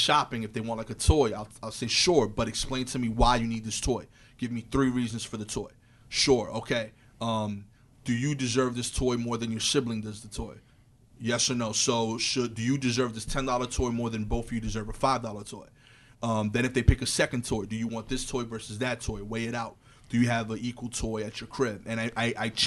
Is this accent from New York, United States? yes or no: yes; New York City, New York, United States; as a New Yorker